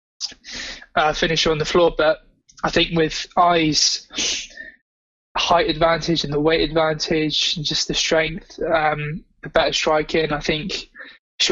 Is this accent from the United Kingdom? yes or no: yes; England, United Kingdom; as an Englishman